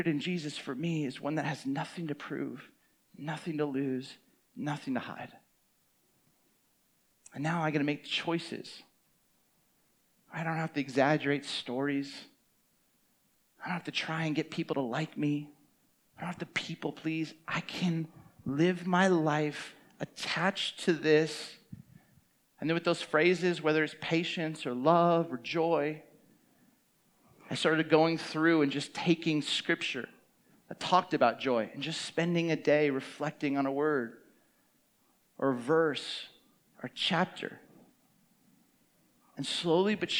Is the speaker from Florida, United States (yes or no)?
no; Camarillo, California, United States; I grew up in Camarillo, Ventura County, 805